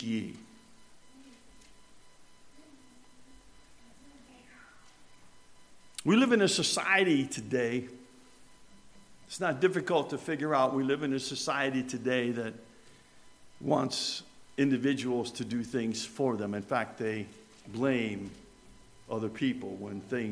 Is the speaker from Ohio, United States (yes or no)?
no; Richfield Springs, New York, United States; now in Herndon, United States; growing up in Richfield Springs, New York